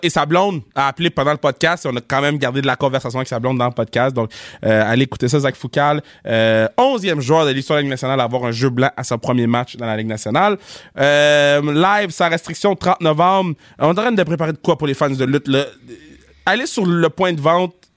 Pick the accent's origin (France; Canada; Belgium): Canada; Laval, Quebec; on vient de Laval